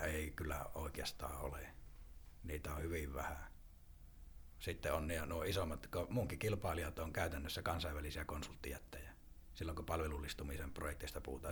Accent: northern Finland, Finland; accent: northern; kun mä oon tuolta pohjoisesta kotoisin, niin kuin puheestakin kuulee

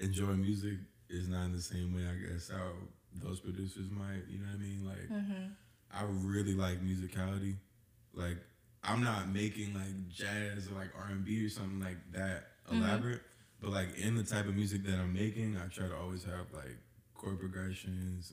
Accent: Dumfries, Virginia, United States; also born or lived in Atlanta, Georgia; Then we moved to Dumfries in like Woodbridge area type shit. Mm-hmm. And so I was up there for like most of my childhood

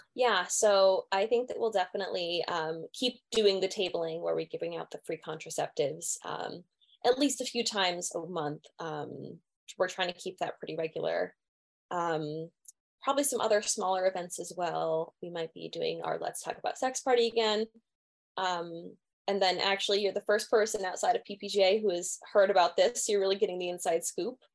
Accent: Pennsylvania, United States; moved away as an adult; I'm originally from Pennsylvania

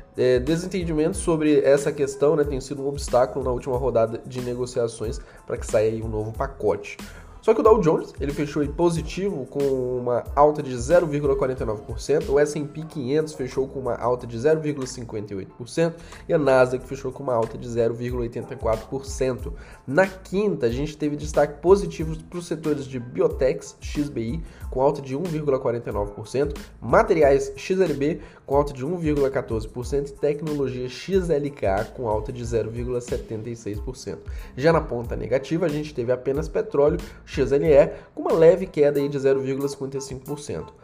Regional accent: Brazil; nós, que somos brasileiros

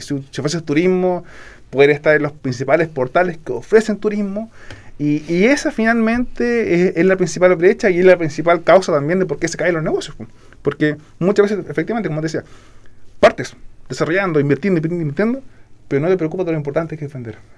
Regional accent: Puerto Varas, Los Lagos, Chile; yo nací en Porto Ara, eh, estudié en el colegio Fermín Nikechek

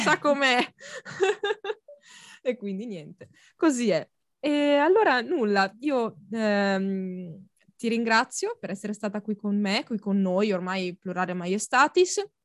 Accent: Lombardy, Italy; io proprio anche i bisnonni, i trisnonni, tutti lombardi

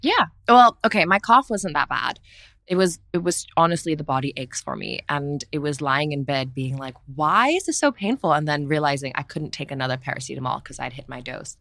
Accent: Singapore; growing up in Asia and Singapore

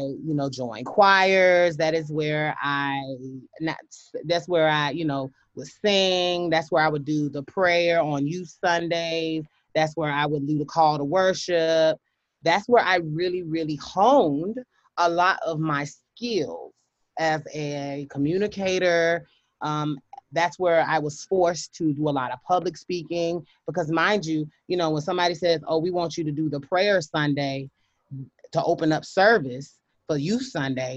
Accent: Hopkins, South Carolina, United States; also born or lived in Pinewood, South Carolina; I was raised in Hopkins, South Carolina, which is a suburb, one of the country cousin suburb of the city

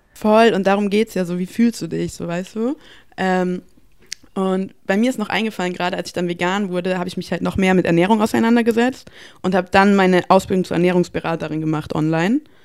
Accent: Bavaria, Germany; ich komme aus Bayern

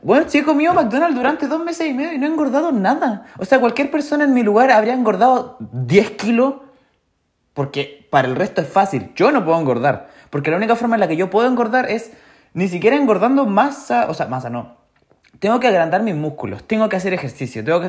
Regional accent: Chillán, Ñuble, Chile; Yo nací en Chillán, eh, Chile

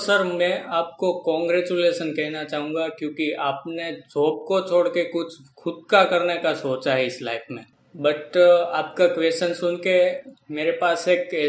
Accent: Lucknow, Uttar Pradesh, India; और मैं लखनऊ का रहने वाला हूं और मैं मिडिल क्लास फैमिली से बिलोंग करता हूँ

